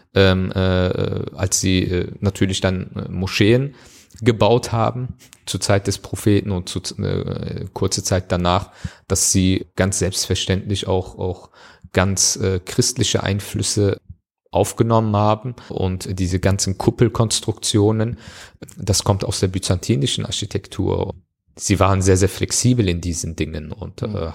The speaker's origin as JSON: {"language": "German", "country": "Germany", "said": "Aber Deutschland ist meine Heimat"}